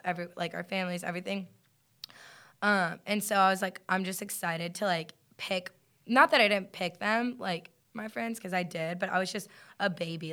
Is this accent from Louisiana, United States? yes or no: yes; Lafayette, Louisiana, United States; moved away as an adult; now in Athens, United States; I'm from Lafayette, Louisiana